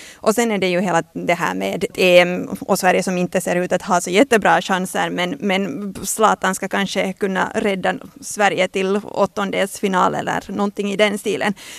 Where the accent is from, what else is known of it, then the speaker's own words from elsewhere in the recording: Finland; som finlandssvensk